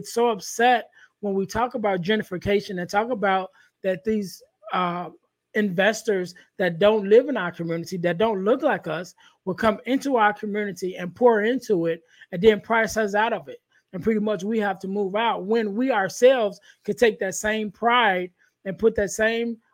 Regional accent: Chicago, Illinois, United States; I come from Chicago

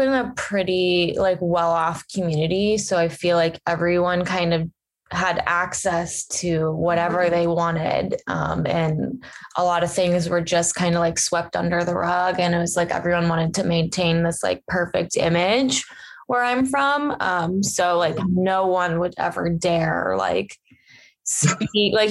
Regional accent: Cincinnati, Ohio, United States; I grew up in Ohio in a town in Cincinnati.

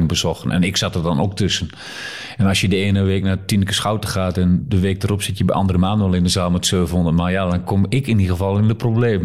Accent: Netherlands; also born or lived in Nijmegen; als Nederlander

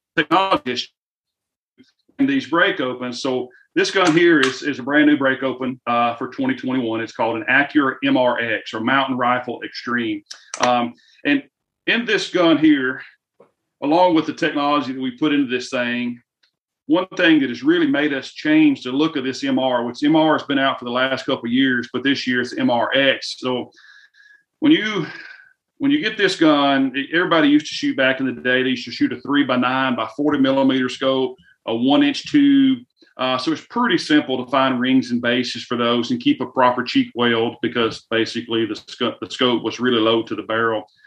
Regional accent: the South, United States; you can tell by the slang in my voice. I am from the South

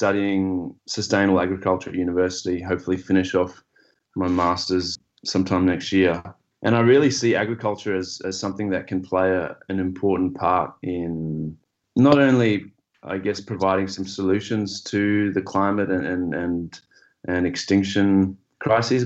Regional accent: Zimbabwe; moved away; also born or lived in Australia; having grown up in Zimbabwe

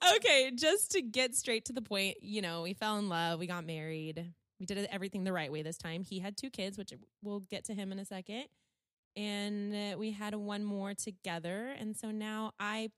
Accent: California, United States; born and raised in California

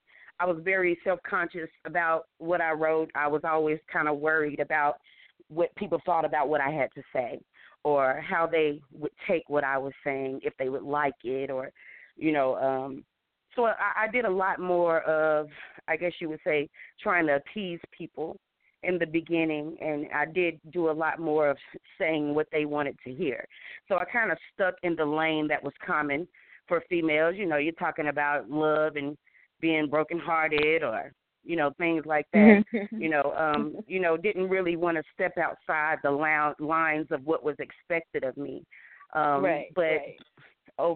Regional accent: Charlotte, North Carolina, United States; I grew up on Tuckasegee back in the day, you know, so we definitely all come from our sets of hoods

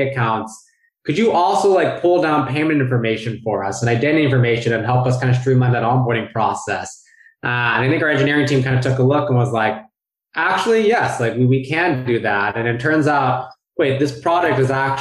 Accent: Bay Area, California, United States; moved away as an adult; also born or lived in New York City / San Francisco; I grew up in the Bay Area, but then went to school on the East

